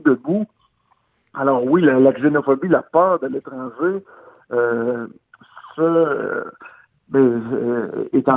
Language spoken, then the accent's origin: French; Gaspésie, Quebec, Canada; je viens, de la Gaspésie, je viens d'un peuple accueillant